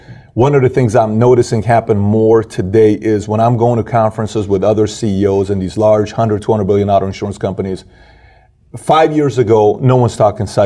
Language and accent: English; Iran; moved away; I'm from Iran